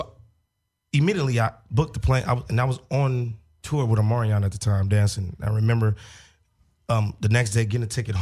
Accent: Gary, Indiana, United States; I'm from Gary, Indiana

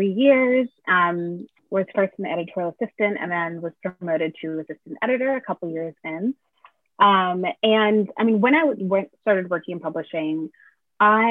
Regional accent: Connecticut, United States; now in Brooklyn, United States; I grew up in Connecticut around mostly white people for most of my young life

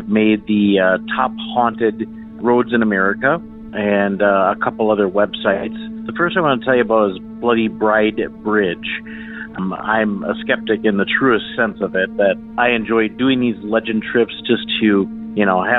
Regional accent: Wisconsin Rapids, Wisconsin, United States; also born or lived in Stevens Point, Wisconsin; I'm from Wisconsin Rapids, originally in Wisconsin, but I moved eventually to Stevens Point, which is about 20 miles to the east of Wisconsin Rapids.

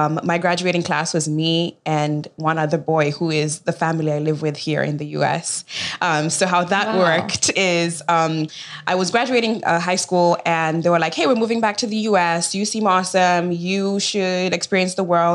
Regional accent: Kisumu, Kisumu County, Kenya; also born or lived in Chicago; now in United States; I was born and raised in Kenya, in Kisumu, Kenya

